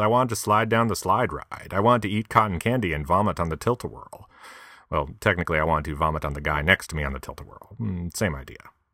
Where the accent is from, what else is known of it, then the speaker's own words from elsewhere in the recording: Guilderland, New York, United States; Growing up in Guilderland, the fair meant the Altamont Fair